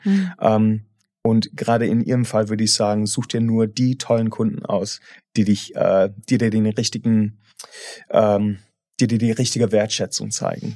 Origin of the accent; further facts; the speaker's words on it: England, United Kingdom; German is a second language; moved away as an adult; now in Germany; ich bin halt von meiner Herkunft irgendwie verfolgt, dass als Engländer